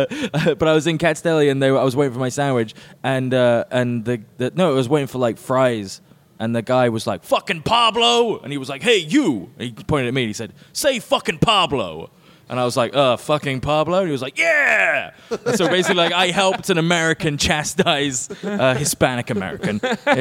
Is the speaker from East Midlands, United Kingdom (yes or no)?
no; Oxford, South East England, United Kingdom; now in London, United Kingdom; I'm from Oxford, but I live in London